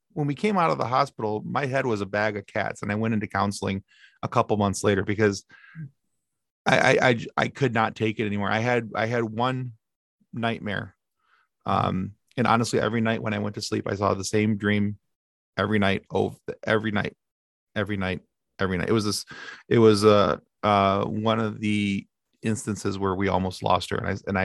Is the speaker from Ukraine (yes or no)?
no; Ireland; I'm like, however, I am Irish and I don't have a problem talking. We talk like the devil.